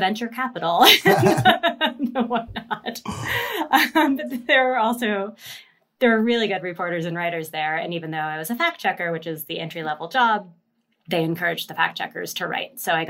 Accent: Seattle, Washington, United States; I'm from Seattle

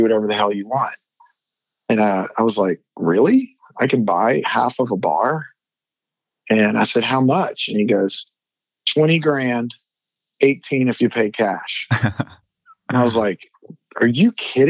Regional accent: New Orleans, Louisiana, United States; moved away as an adult; now in Dallas, United States; I am from New Orleans, Louisiana. Very proud of that. Always thought I would probably head back there, but ended up at SMU

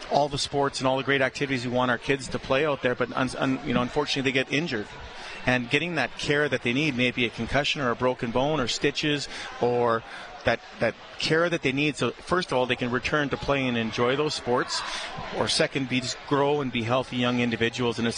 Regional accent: Edmonton, Alberta, Canada; I'm born and raised in Edmonton, Reid. This is my town

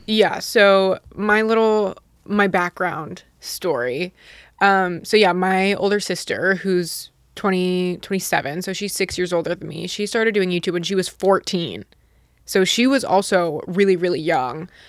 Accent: Utah, United States; moved away; I grew up in Utah

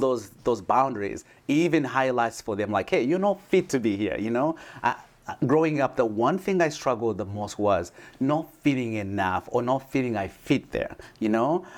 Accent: Uganda; moved away; I come from Uganda. I was born in a small village.

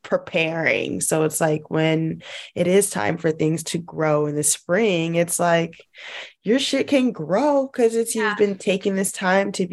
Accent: Los Angeles, California, United States; moved away; I'm from

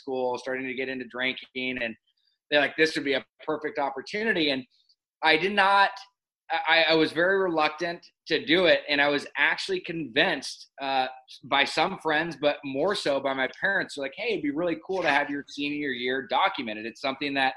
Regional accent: Laguna Beach, California, United States; also born or lived in Los Angeles, California; born and raised in Newport at Hogue Hospital, and then grew up in Laguna Beach, California.

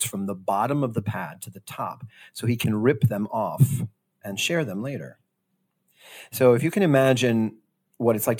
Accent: Miami, Florida, United States; also born or lived in Wilmington, Delaware; now in New York City, United States; I grew up in Miami.

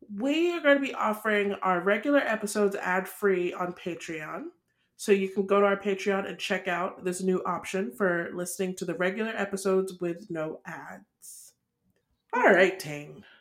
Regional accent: Nigeria; we're Nigerian

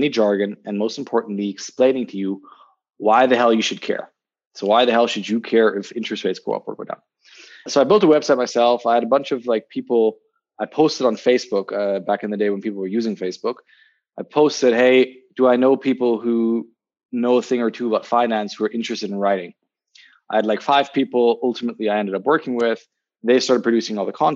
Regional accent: Berlin, Germany; moved away as an adult; also born or lived in Zurich, Switzerland / London, United Kingdom; I'm originally from Berlin. I'm actually just currently visiting home

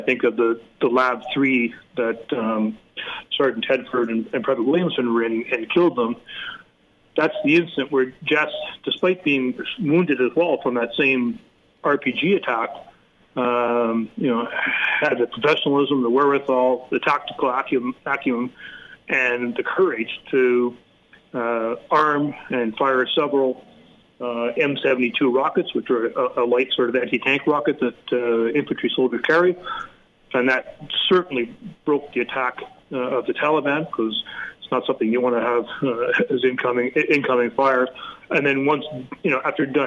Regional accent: Canada; as a Canadian

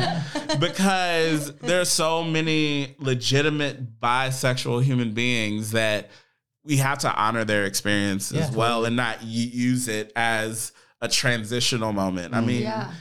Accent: Dallas, Texas, United States; I grew up in the United Methodist Church. Where at? So, in Dallas, Texas.

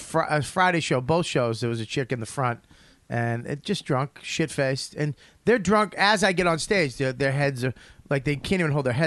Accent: Australia; I'm not fucking white. I'm Australian.

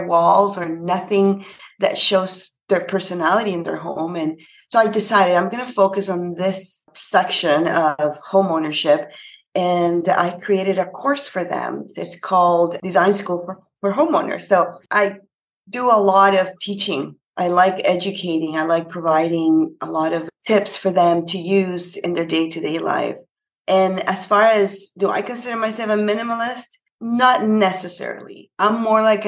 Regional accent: Panama; now in Canada; I'm actually from Panama. It's a little country in Central America, and I'm based in Canada

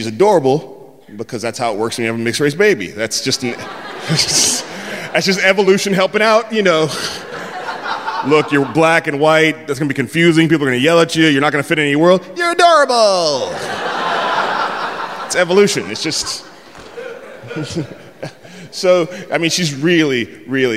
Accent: San Francisco, California, United States; also born or lived in the South; I'm from San Francisco

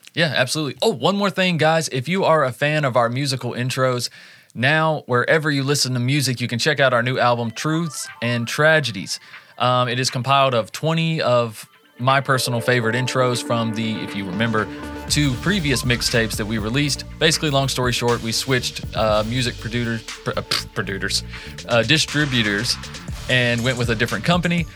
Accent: Southeast, United States; my hometown and local counties around in the Southeast

